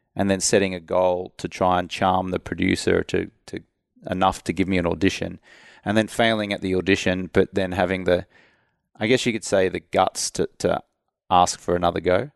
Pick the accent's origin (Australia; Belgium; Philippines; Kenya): Australia; moved away as an adult; also born or lived in London; now in United States; I'm from Australia, but when I moved over to the U S in two thousand three